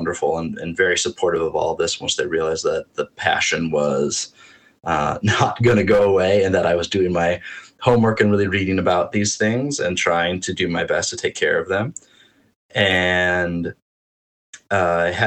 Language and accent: English; North Dakota, United States; I grew up in North Dakota, but spent a lot of my summers in Minnesota at my aunt's lake cabin